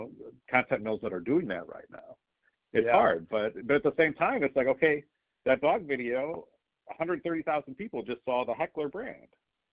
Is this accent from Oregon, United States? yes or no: no; Bartlett, Illinois, United States; I grew up in Bartlett, went to Driscoll Catholic, RIT.